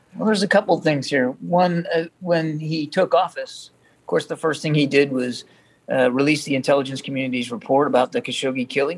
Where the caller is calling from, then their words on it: Bel Air, Maryland, United States; I'm calling from Bel Air in Maryland.